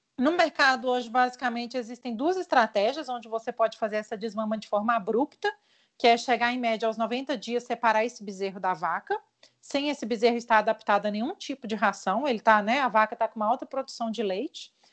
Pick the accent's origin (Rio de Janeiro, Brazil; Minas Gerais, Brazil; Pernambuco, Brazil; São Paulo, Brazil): Minas Gerais, Brazil; interior of; eu sou mineira, é, nascida no interior de Minas Gerais